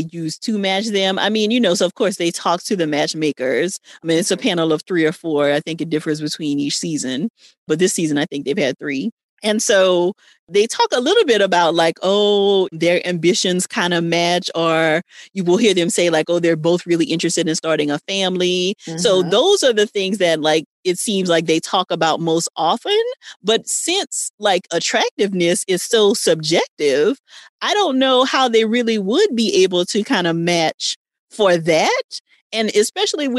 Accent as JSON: {"language": "English", "region": "Louisiana", "country": "United States", "said": "I'm from Louisiana"}